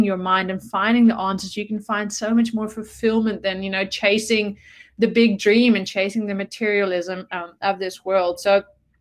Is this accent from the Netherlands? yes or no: yes; Netherlands; moved away as an adult; also born or lived in South Africa; I'm from the Netherlands and grew up in a entrepreneurial family